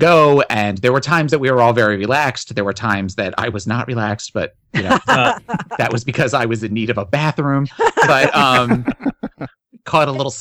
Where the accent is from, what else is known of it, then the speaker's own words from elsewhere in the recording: Philadelphia, Pennsylvania, United States; now in Florida, United States; I grew up north in the Philadelphia area